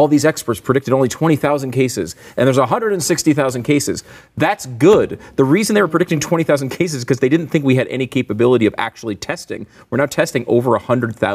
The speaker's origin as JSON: {"language": "English", "region": "New York", "country": "United States", "tie": "born or raised there", "moved": "yes", "said": "I was born in New York."}